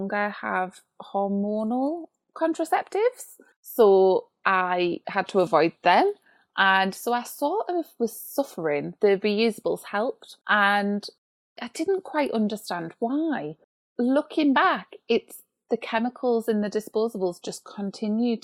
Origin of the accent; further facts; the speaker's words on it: United Kingdom; being British